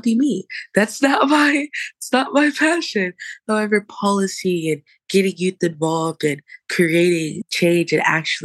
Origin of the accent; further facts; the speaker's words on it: Jacksonville, Florida, United States; I'm born and raised in Jacksonville, Florida